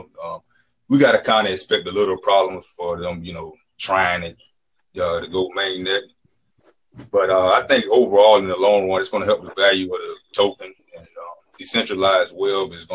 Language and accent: English; Georgia, United States; I'm from the United States, Georgia, actually